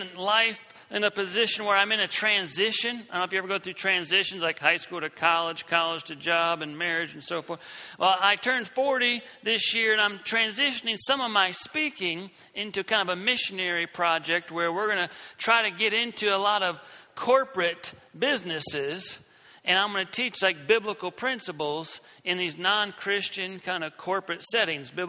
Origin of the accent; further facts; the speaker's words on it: South Carolina, United States; I'm from South Carolina